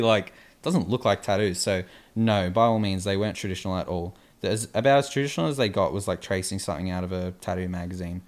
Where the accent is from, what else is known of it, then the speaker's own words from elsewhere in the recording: Australia; we're from Australia